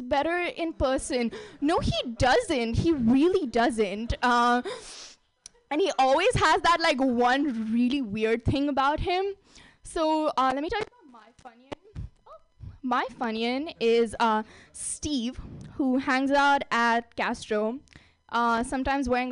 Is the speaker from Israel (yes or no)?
no; India; moved away as an adult; now in San Francisco, United States; I grew up in India